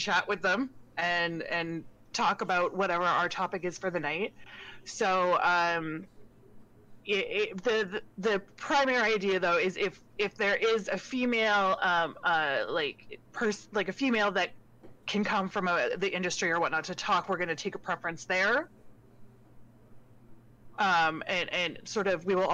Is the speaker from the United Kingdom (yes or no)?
no; Canada; I am a Canadian Twitch content creator